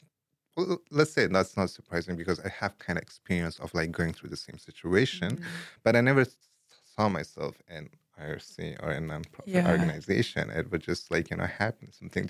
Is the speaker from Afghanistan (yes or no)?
yes; Afghanistan; English is a second language; also born or lived in Pakistan / India / Dubai; now in Idaho, United States; I was born in Afghanistan, but my upbringing was like across multiple places in like Afghanistan and different provinces and cities. Same goes in Pakistan, a little bit of time in India and Dubai. And then finally, I moved or I immigrated to Idaho like 6-7 years ago.